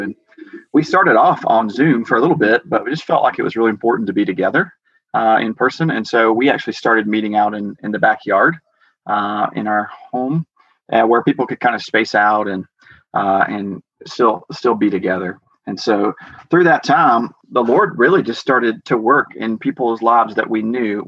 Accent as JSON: {"language": "English", "region": "Georgia", "country": "United States", "tie": "born or raised there", "moved": "as an adult", "lives_now": "Ogden, United States", "said": "I grew up in Georgia"}